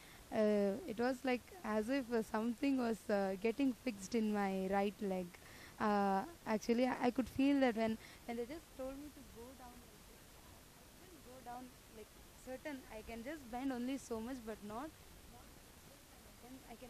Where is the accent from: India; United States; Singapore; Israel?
India; Bangalore, Karnataka; I'm from Bangalore